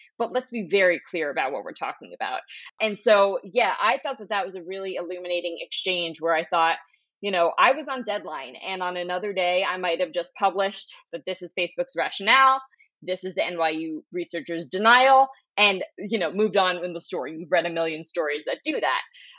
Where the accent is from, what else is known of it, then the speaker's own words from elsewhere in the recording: Philadelphia, Pennsylvania, United States; You're talking …. I'm from Philadelphia. Yeah. You gotta know.